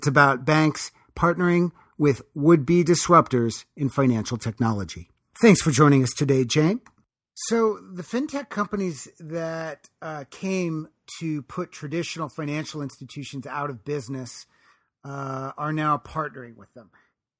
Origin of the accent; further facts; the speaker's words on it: Detroit, Michigan, United States; I'm a city boy born and raised in South Detroit.